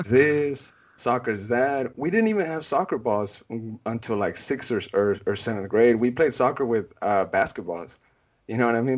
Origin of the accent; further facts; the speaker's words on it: Austin, Texas, United States; I'm born and raised in Austin, you know, I've never called anywhere else home